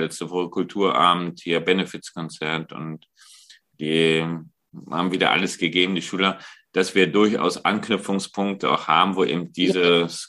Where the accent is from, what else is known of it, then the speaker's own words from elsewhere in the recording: Germany; wir sind da als Deutsche